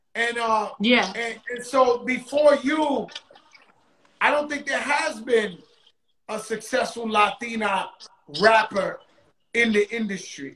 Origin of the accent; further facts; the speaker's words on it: New York City, New York, United States; I'm from the Bronx